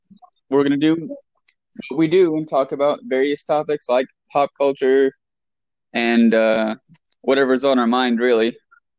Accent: United States; now in Japan; I'm from America, but I currently live in Japan, working for a board of education in a small little town in Hokkaido.

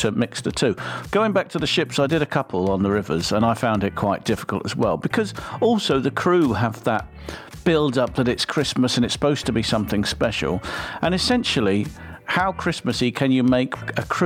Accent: England, United Kingdom; now in Hungary; No, I'm English.

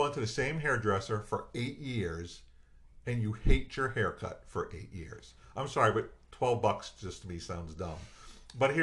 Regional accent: Worcester, Massachusetts, United States; I'm from Worcester, Massachusetts

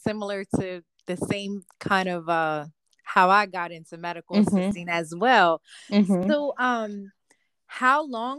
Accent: Delaware, United States; I'm from Delaware

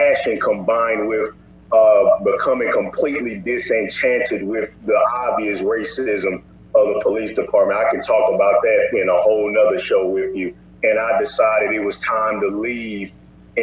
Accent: St. Louis, Missouri, United States; I'm from St. Louis, Missouri

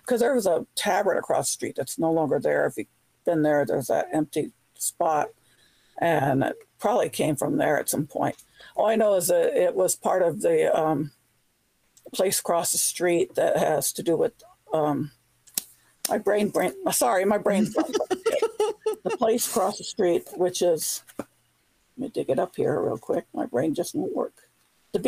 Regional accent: California, United States; now in Virginia, United States; I grew up in California

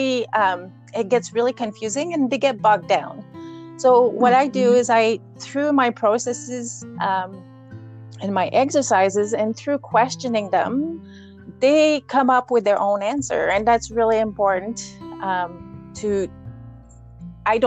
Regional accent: Quebec, Canada; now in Alberta, Canada; I grew up in Quebec, we had a 9-acre raspberry farm

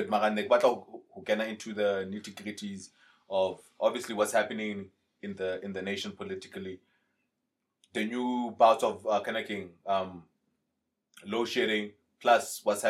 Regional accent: Zimbabwe; Well, as a Zimbabwean staying in the country.

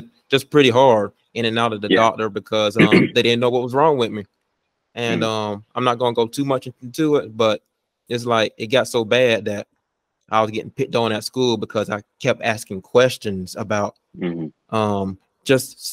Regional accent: Vidalia, Georgia, United States; I'm from Vidalta, Georgia

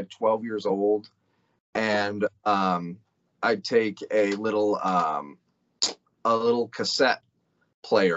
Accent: Glendale, Arizona, United States; I'm from Glendale, just outside of Phoenix

